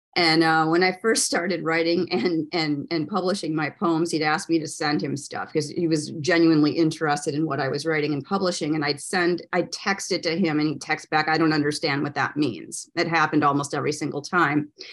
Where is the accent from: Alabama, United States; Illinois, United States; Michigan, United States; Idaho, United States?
Michigan, United States; now in Florida, United States; I'm from Michigan originally. And when I moved to Florida